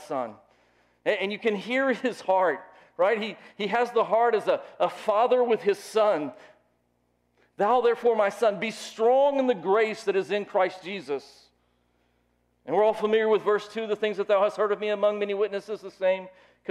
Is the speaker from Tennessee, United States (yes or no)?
yes; Lookout Mountain, Tennessee, United States; I grew up on Lookout Mountain